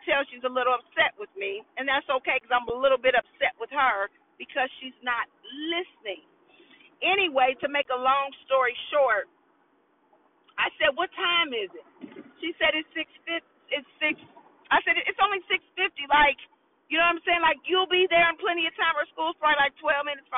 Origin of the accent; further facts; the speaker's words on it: Indianapolis, Indiana, United States; I'm born and raised in Indianapolis